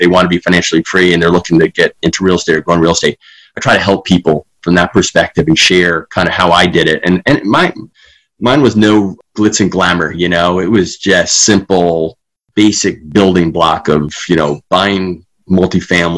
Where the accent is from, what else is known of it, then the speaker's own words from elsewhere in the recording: Long Island, New York, United States; now in Granger, United States; So I was born and raised in Long Island, New York.